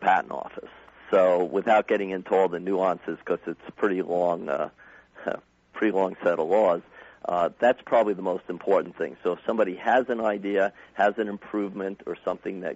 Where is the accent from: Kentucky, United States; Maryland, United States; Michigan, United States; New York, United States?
New York, United States; now in Arizona, United States; I was originally from New York